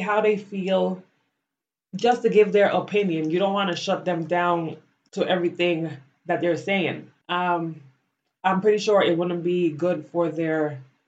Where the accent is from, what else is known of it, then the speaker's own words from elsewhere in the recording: Belize; moved away as an adult; now in United States; I grew up in Belize. I went to school there. I graduated high school